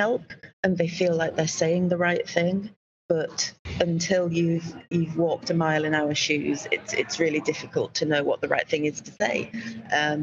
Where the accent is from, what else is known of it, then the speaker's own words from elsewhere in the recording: Yorkshire and the Humber, United Kingdom; accent: Yorkshire; I speak them in my unique Yorkshire accent